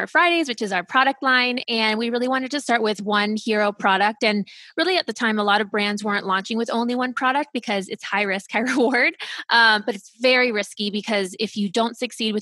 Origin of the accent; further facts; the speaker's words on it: Ohio, United States; also born or lived in Germany / California; I grew up in Ohio. So that's where I'm from, the Midwest. I was born in Germany. My parents worked for the government, so we moved around from Germany to California to Ohio. So that's really where I was raised